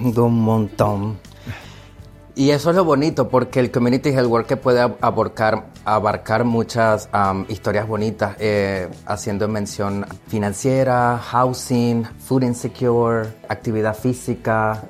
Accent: Venezuela; moved away as an adult; now in Rhode Island, United States; yo soy inmigrante, yo soy de Venezuela

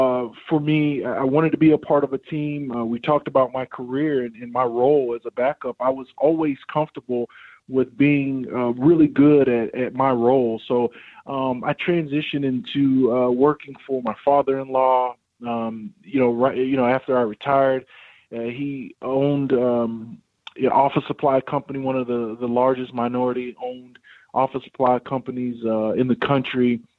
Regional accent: Bahamas; My family originally is Bahamian. We're from the Bahamas.

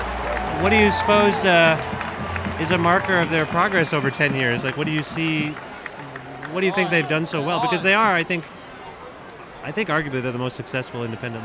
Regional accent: India; I used to believe that as an Indian, I didn't need to put on sunscreen.

